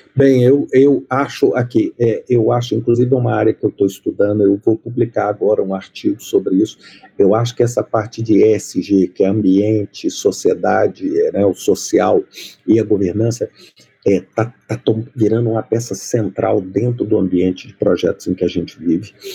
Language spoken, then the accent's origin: Portuguese; Minas Gerais, Brazil; moved away; eu sou mineiro